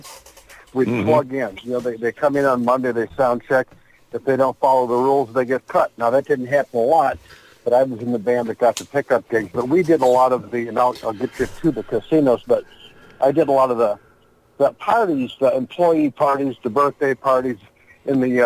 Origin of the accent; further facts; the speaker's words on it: Zumbrota, Minnesota, United States; moved away as an adult; also born or lived in Austin, Texas / Phoenix, Arizona / Prescott, Arizona / Sedona, Arizona; I'm from Zumbrota, Minnesota, which is about 60 miles out of Minneapolis, a real small rural town.